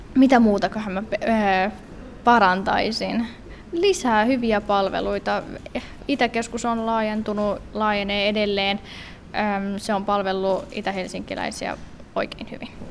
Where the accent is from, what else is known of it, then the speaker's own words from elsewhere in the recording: Vantaa, Uusimaa, Finland; mä oon kasvanut koko ikäni Länsimäessä